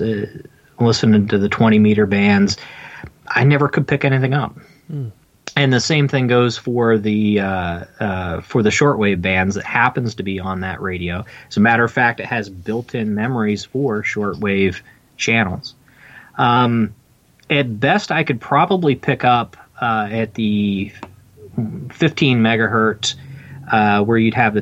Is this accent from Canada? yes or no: no; Pennsylvania, United States; also born or lived in Washington, DC area; now in Washington DC area, United States; I'm in the DC area, but I'm originally from Pennsylvania. My family's from up there